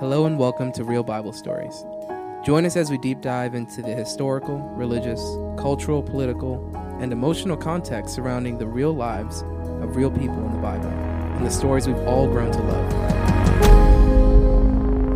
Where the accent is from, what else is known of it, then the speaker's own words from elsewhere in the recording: Miami, Florida, United States; moved away as an adult; also born or lived in Georgia; I was born in Miami, Florida, uh, raised there all my life, and then ended up joining the Marine Corps